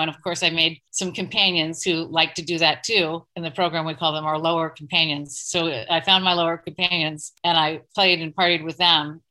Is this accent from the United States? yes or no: yes; East Coast, United States; moved away as an adult; also born or lived in Portland; now in New York, United States; I'm from the East Coast. My family is back there